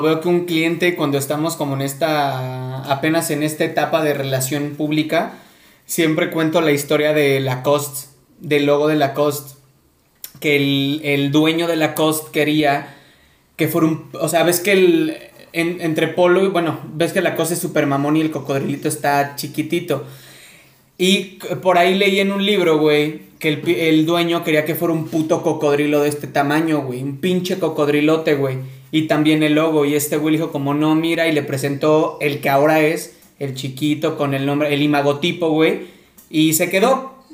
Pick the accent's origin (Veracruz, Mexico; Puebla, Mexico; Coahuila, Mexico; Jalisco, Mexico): Veracruz, Mexico; Córdoba; Yo soy de Córdoba, Veracruz